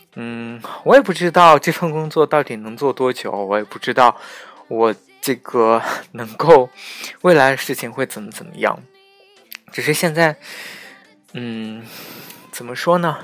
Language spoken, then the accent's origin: Chinese; Xinjiang, China; 因为当我说出我是新疆人的时候